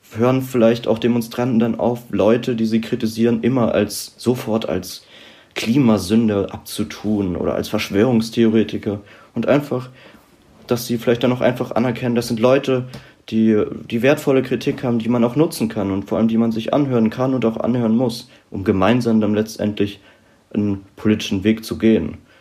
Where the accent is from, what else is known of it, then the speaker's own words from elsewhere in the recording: Rhineland-Palatinate, Germany; moved away as an adult; now in Mainz, Germany; ich komme ursprünglich aus der Südpfalz